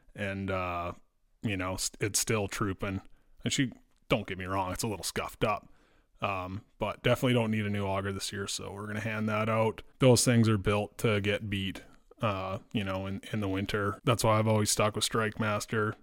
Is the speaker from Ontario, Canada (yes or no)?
yes; Dryden, Ontario, Canada; I grew up in Dryden